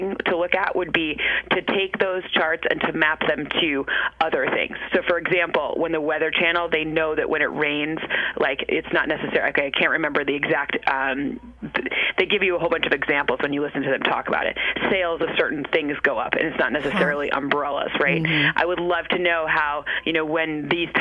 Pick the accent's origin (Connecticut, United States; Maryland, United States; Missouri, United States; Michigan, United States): Michigan, United States; moved away; I'm from Michigan